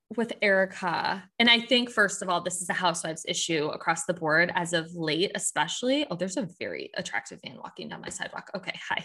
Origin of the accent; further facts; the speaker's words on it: Michigan, United States; I'm from, I'm from the Midwest. This is literally just how we talk.